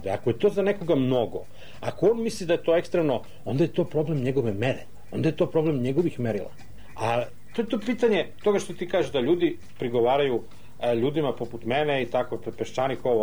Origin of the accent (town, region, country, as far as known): Serbia